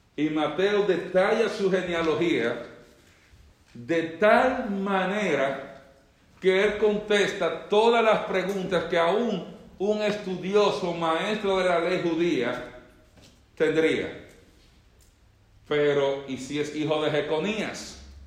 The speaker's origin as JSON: {"language": "Spanish", "country": "Dominican Republic", "tie": "born or raised there", "said": "yo, que nací en República Dominicana"}